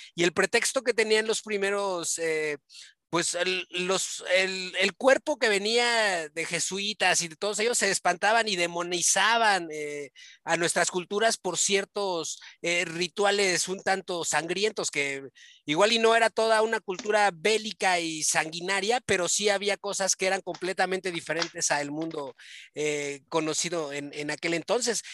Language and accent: Spanish; Mexico; nosotros somos, somos de México